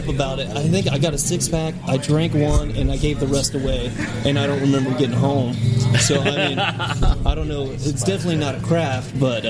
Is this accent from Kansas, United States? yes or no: no; Oklahoma, United States; moved away; Yeah, I grew up in Oklahoma.